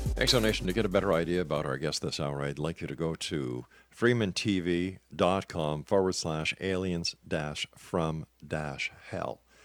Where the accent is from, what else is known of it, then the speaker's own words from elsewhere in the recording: Canada; I'm a Canadian